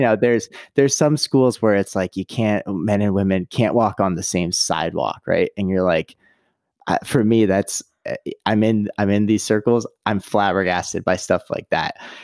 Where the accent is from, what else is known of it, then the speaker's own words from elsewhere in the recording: Canada; now in United States; I'm originally Canadian